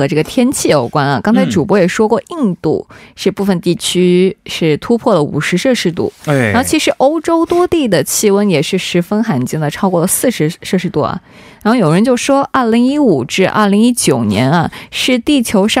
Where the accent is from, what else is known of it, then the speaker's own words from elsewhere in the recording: Hunan, China; 因为我们是湖南哦，因为我是湖南的，所以其实湖南梅雨季节还挺长的，挺经常下雨的，一个月吧。